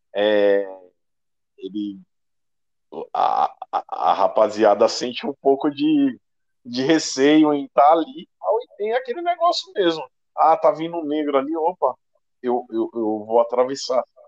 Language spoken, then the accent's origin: Portuguese; Osasco, São Paulo, Brazil; Eu sou da periferia, eu sou daqui de Osasco